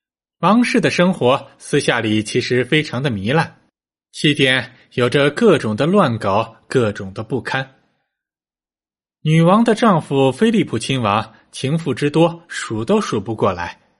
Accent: China; 只不过对于我们中国人来说，这倒是一个契机。

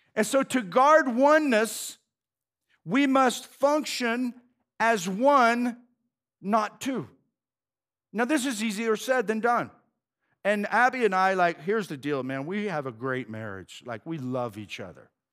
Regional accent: United States; I'm an American

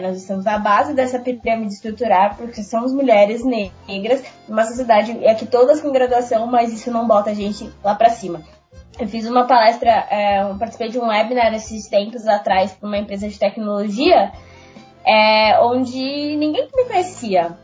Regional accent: Brazil; eu vivi num, num bairro periférico, né, na Zona Leste, fundo da Zona Leste

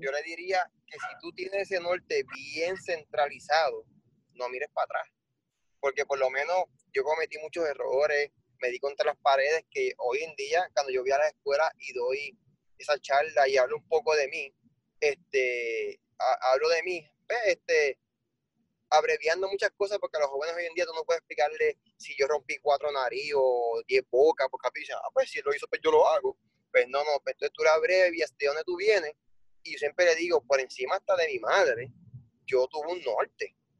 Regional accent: Puerto Rico; siendo el único puertorriqueño

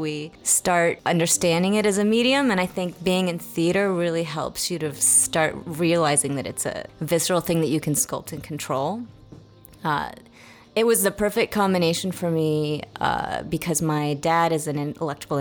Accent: Seattle, Washington, United States; moved away as an adult; also born or lived in Santa Fe / New York City; I'm actually from Seattle originally, so I ended up moving back home.

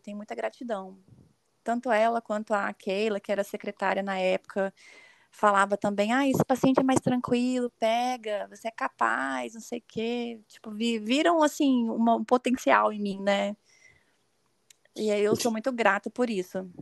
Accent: São Pedro da Aldeia, Rio de Janeiro, Brazil; moved away as an adult; also born or lived in Vitória, Espírito Santo; now in Vila Velha, Brazil; eu nasci em Vitória, no Espírito Santo. Eu moro atualmente em Vila Velha, também no Espírito Santo. Mas eu já morei é, durante a minha infância e minha adolescência em São Pedro da Aldeia, no Rio de Janeiro.

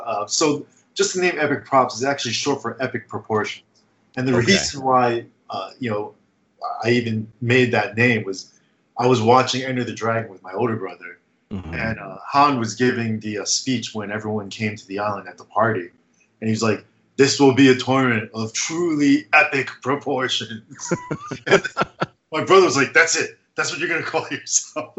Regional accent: New Jersey, United States; also born or lived in New York / Bergen County, New Jersey; now in Manhattan, United States; Actually, I was born in New York, but I grew up when I was younger while in Jersey.

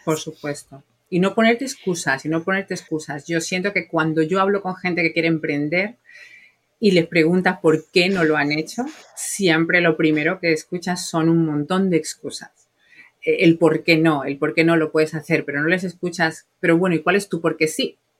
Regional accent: Spain; moved away as an adult; now in United States; yo soy española

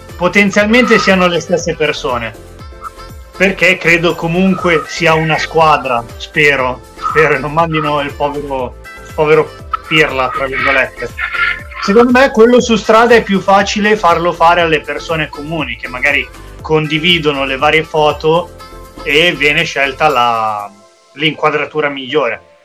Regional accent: Milan, Lombardy, Italy; da milanese

